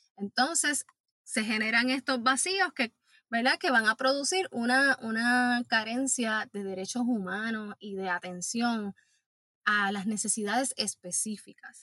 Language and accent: Spanish; Puerto Rico; como puertorriqueñas y puertorriqueños